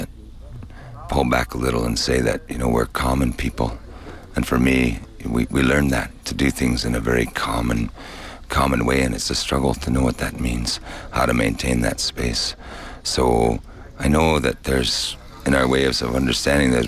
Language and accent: English; Hermosa, South Dakota, United States; I come from Hermosa, South Dakota